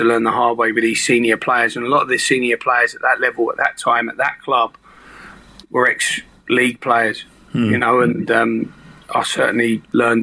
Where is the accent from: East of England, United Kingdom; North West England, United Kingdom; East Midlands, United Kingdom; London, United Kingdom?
East of England, United Kingdom; Hitchin; I was born in Hitchin